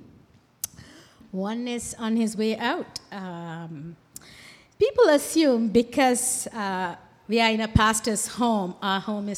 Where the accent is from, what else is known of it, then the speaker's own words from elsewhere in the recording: Sri Lanka; moved away; also born or lived in Toronto, Canada; I'm originally from Sri Lanka